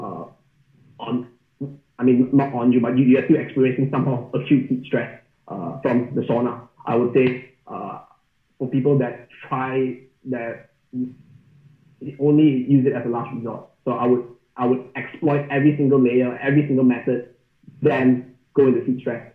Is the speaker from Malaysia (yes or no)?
yes; Malaysia; I'm from Malaysia, so it's, like, 30 to 33 degrees year-round. We don't have seasons there.